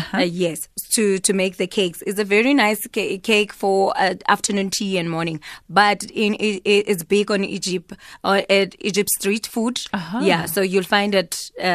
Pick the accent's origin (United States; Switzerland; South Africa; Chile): South Africa; because I'm South African